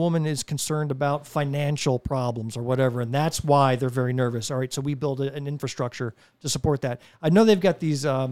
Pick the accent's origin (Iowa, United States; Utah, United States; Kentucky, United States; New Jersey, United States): New Jersey, United States; now in South Carolina, United States; I grew up in New Jersey